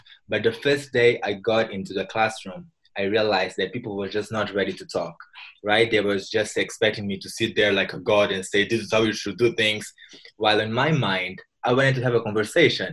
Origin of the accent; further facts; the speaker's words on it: Mozambique; I'm from Mozambique, a country in Southeast Africa